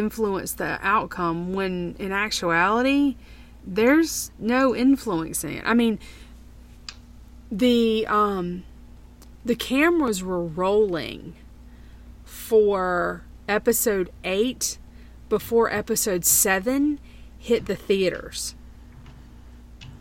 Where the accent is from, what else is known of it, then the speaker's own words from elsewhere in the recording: United States; as an American in general